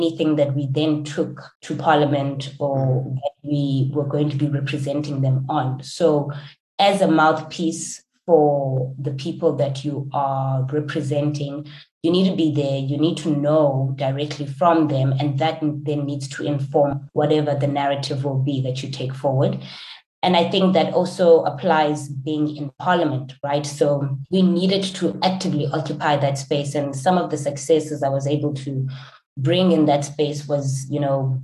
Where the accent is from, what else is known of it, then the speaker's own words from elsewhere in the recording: rural Eastern Cape, South Africa; Growing up in South Africa, and particularly in the rural Eastern Cape